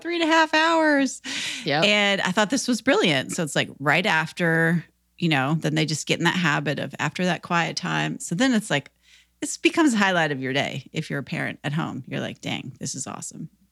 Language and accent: English; Minnesota, United States; now in Nashville, United States; I grew up in Minnesota